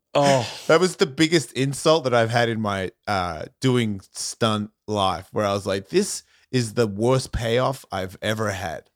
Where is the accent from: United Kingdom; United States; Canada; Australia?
Australia; moved away; I'm from Australia